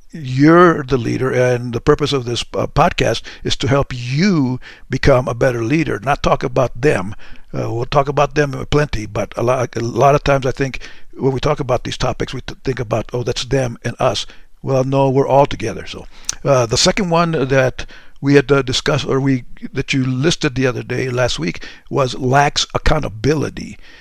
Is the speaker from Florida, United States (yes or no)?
no; Deming, New Mexico, United States; moved away; my mom in a little dinky town by the name of Deming, New Mexico